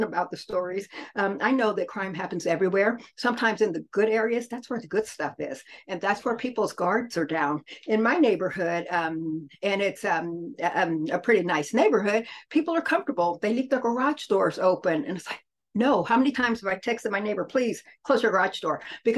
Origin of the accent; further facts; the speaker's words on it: Muskogee, Oklahoma, United States; also born or lived in New Orleans; now in Kansas City, United States; I'm an Okie from Muskogee. So I was born in Muskogee and I've lived New Orleans. I have parents who are military. So I've lived in New Orleans and then we landed here in Kansas City.